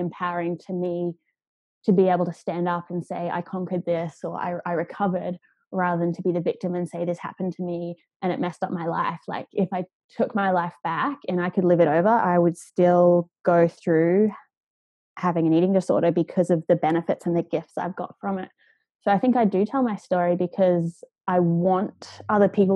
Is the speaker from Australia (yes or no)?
yes; Australia; moved away; I grew up in Australia